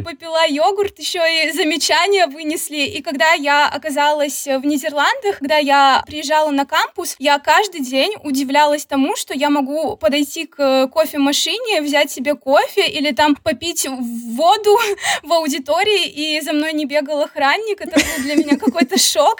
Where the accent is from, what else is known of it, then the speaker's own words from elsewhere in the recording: Khabarovsk, Khabarovsk Krai, Russia; moved away as an adult; also born or lived in Saint Petersburg / Tilburg, Netherlands; now in Georgia; Вообще я родом из Хабаровска